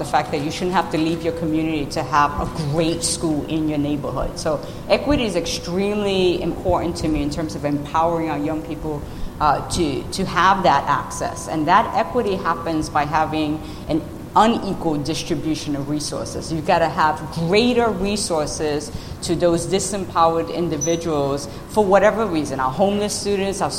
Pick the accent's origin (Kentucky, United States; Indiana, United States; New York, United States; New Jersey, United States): New York, United States; New York City; moved away; I grew up in the South Bronx in New York City in the 1970s